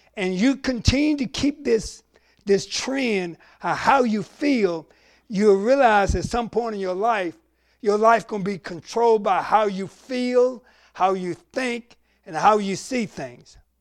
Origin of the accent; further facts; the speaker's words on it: the Carolinas, United States; we're growing up in the Carolinas